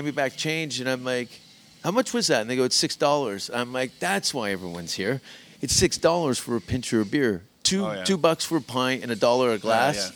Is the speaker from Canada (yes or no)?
yes; Hamilton, Ontario, Canada; now in Los Angeles, United States; I'm from Hamilton.